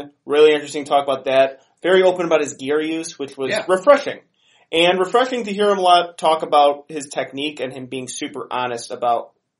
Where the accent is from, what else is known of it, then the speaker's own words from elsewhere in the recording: Lamont, United States; I'm from Lamont. Yeah. I had to like grow up pronouncing Polish people's horrible names.